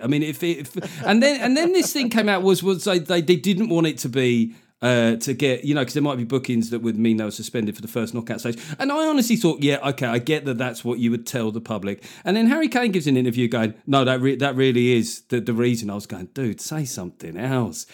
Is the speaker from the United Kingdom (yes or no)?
yes; United Kingdom; being a Brit